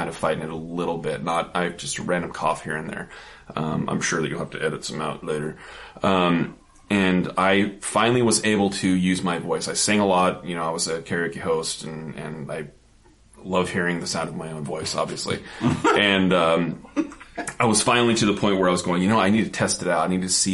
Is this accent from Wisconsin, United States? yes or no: no; Zillah, Washington, United States; Our old neighbor was an old cowboy named Butch growing up in Zilla